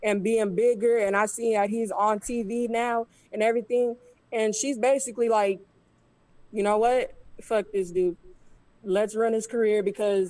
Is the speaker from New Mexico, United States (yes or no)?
yes; Albuquerque, New Mexico, United States; now in Dallas, United States; I'm from Albuquerque, New Mexico.